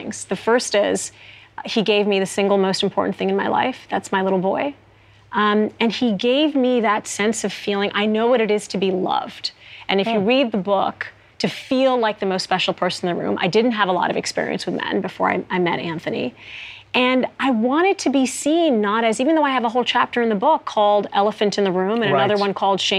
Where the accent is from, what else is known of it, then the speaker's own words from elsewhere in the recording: Saudi Arabia; now in United States; things I didn't have back in Saudi Arabia